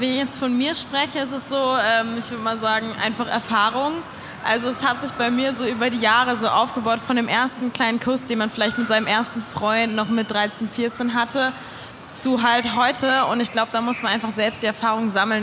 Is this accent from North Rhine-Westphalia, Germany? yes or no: yes; Cologne, North Rhine-Westphalia, Germany; ich komme aus Köln